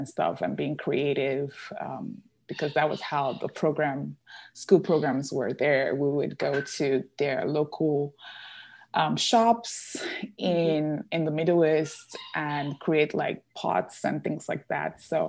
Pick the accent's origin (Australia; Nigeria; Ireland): Nigeria; born there; I grew up, well, I was born in Nigeria. I grew up a lot of in different countries. My dad, he is an engineer for oil company.